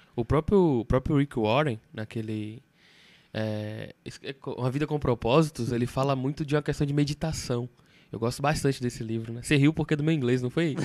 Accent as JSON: {"language": "Portuguese", "region": "interior of Bahia", "country": "Brazil", "moved": "yes", "lives_now": "Salvador, Brazil", "said": "eu sou do interior aqui da Bahia e eu tô morando em Salvador"}